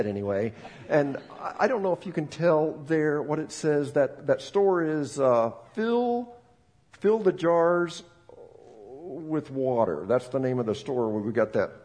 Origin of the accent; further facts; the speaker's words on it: Bolivia; moved away; I'm from Bolivia, and talking to them in Spanish